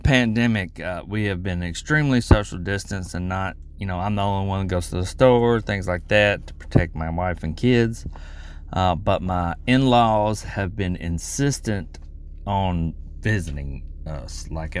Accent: Mississippi, United States; I'm from Mississippi.

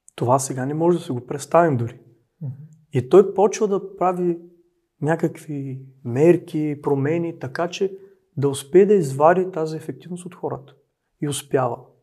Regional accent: Dobruja, Bulgaria; Аз съм от Добруджа

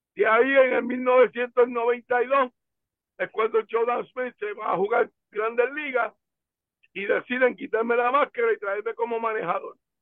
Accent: Humacao, Puerto Rico; en mi pueblo

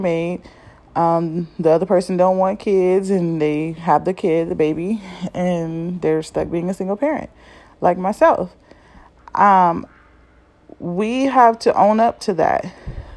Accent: Compton, California, United States; I grew up in Compton, California in L.A. and some of the bad neighborhoods

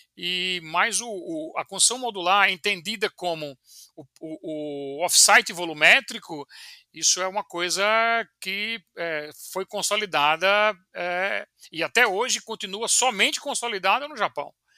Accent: João Pessoa, Paraíba, Brazil; moved away as an adult; now in São Paulo, Brazil; vim para São Paulo, sou de João Pessoa. É, estudei lá na Universidade Federal, vim para São Paulo fazer mestrado

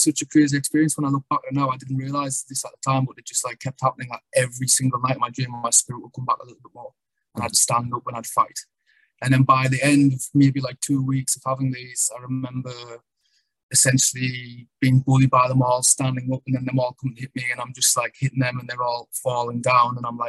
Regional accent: the north of England, United Kingdom; also born or lived in London; I was born in London. My mother was from London. My dad was from the north of England.

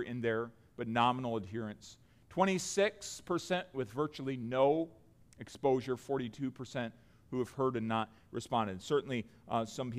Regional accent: United States; as American Christians

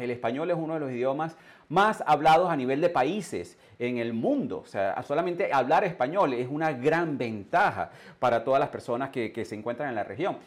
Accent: Venezuela; moved away as an adult; also born or lived in England / Canada / United States; yo salí de Venezuela hace más de 21 años, yo me desarrollé en el mundo, en el mundo anglo, yo viví en Inglaterra, yo viví en Canadá, viví en los Estados Unidos

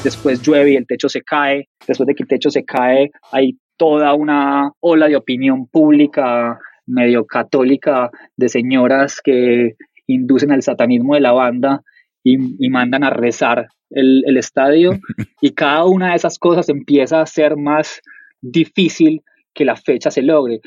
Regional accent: Colombia

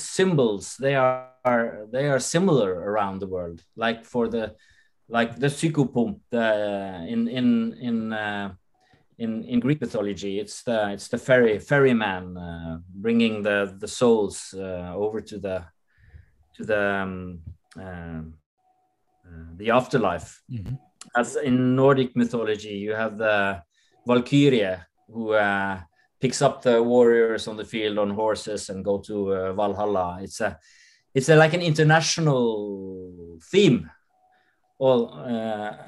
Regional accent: Norway; we grew up with like in Norway as a very like old school Protestantic system

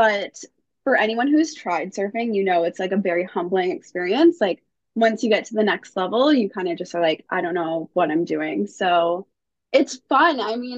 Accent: Toronto, Ontario, Canada; moved away as an adult; now in Mexico; I'm originally from Toronto, Canada, but I'm currently in Sausalito, Mexico, which like no one has heard of. So it's near Puerto Vallarta

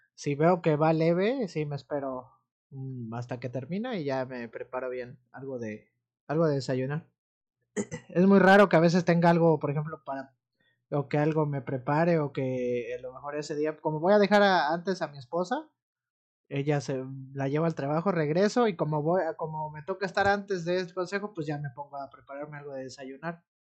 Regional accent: Amatlán de los Reyes, Veracruz, Mexico; also born or lived in Orizaba; Yo soy de Amatlán de los Reyes, pero eh, estoy trabajando en Minatitlán

